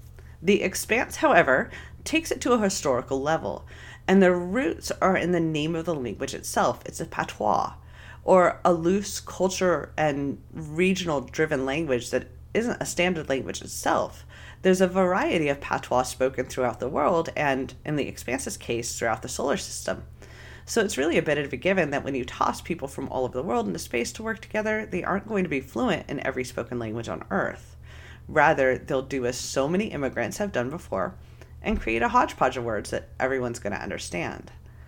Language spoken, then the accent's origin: English; Fresno, California, United States; Growing up in Fresno, California, one of my closest friends to this day is Hmong.